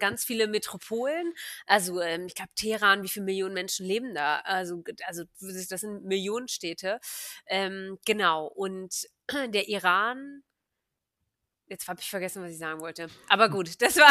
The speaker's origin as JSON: {"language": "German", "town": "Hanover", "region": "Lower Saxony", "country": "Germany", "tie": "born or raised there", "moved": "as an adult", "said": "ich bin Hannoveranerin, gebürtig und habe äh, ja, bin dann zum Studieren eine Zeit lang weggezogen und bin jetzt wieder in Hannover"}